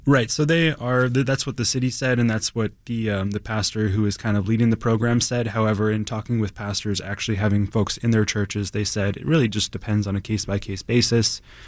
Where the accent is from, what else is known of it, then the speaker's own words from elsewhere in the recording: East Coast, United States; now in Chicago, United States; I'm, I'm from the East Coast originally.